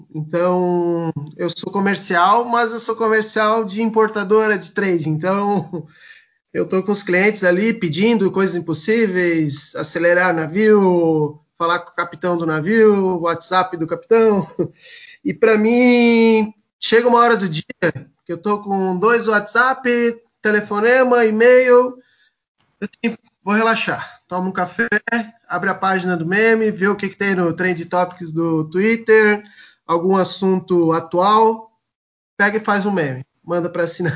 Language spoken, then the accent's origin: Portuguese; Blumenau, Santa Catarina, Brazil; Eu sou, eu sou de Blumenau, Santa Catarina